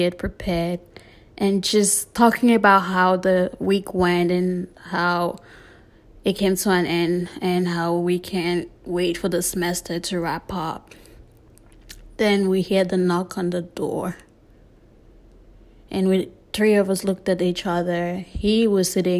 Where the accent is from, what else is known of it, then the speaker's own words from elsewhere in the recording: South West Region, Cameroon; moved away as an adult; also born or lived in Delaware, United States; now in Arkansas, United States; I was born and raised in Cameroon until 18 before I immigrated to the US. Back home in Boya, Limbe, and just Cameroon in general